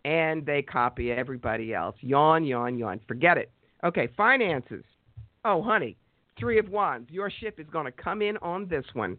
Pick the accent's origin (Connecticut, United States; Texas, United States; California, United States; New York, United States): New York, United States; I'm a New Yorker and I talk fast